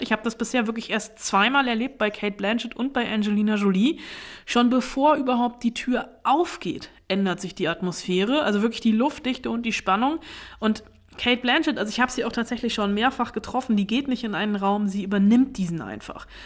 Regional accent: Germany; bei uns in Deutschland

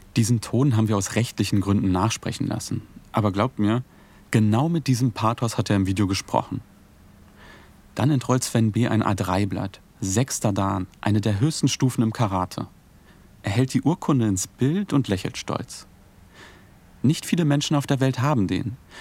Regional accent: Altlandsberg, Brandenburg, Germany; Ich bin hier aufgewachsen, im Nachbarort Neuenhagen zur Schule gegangen.

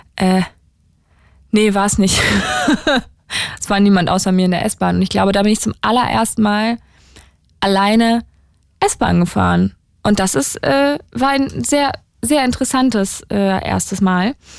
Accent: Saarland, Germany; moved away; ich bin im Saarland aufgewachsen, in der Nähe von also direkt an der Grenze zu Frankreich

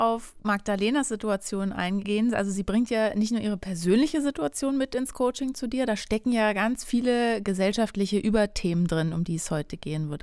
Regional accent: Berlin, Germany; ich bin ja leider gebürtige Berlinerin

